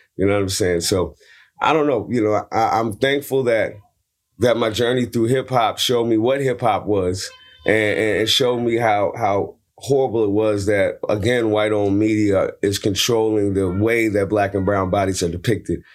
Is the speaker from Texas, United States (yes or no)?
no; San Francisco, California, United States; I'm from Hunters Point, San Francisco. I got beat up twice at gunpoint, uh, before I was seventeen